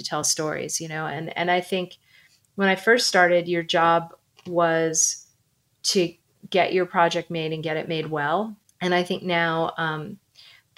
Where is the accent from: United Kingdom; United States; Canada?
United States; Fort Lauderdale, Florida; moved away; a kid growing up in Fort Lauderdale, Florida